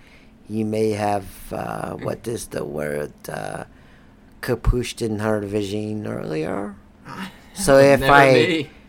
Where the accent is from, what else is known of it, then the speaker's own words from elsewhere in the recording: Florida, United States; No, I'm not. I've been born and raised in Florida. I've been here for all my life until I came from North Carolina.